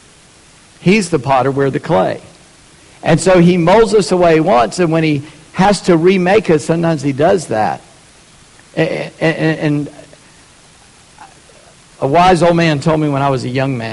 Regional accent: the South, United States; I'm a Southerner.

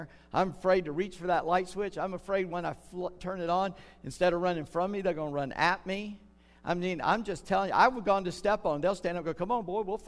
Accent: North Charleston, South Carolina, United States; moved away; I grew up in Charleston, North Charleston, South Carolina

